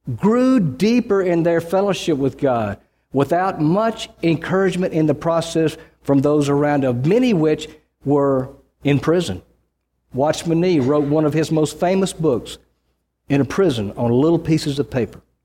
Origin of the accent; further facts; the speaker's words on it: Mississippi, United States; I grew up in Mississippi